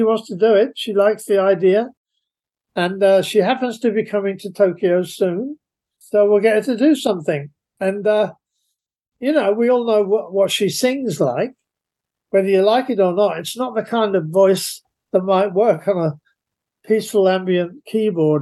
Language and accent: English; London, United Kingdom; I'm a Londoner, so I've grown up